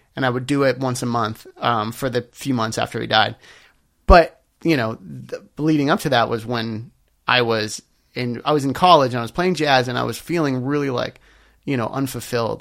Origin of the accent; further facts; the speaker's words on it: Los Angeles, California, United States; I am a Los Angeles native.